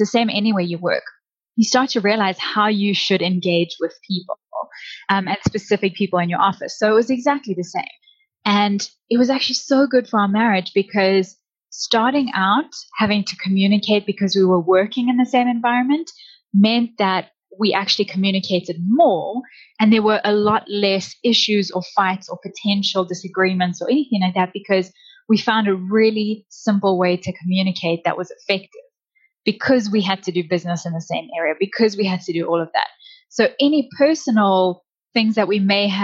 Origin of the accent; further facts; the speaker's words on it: South Africa; moved away as an adult; now in Canada; we moved from South Africa. That's where I'm originally from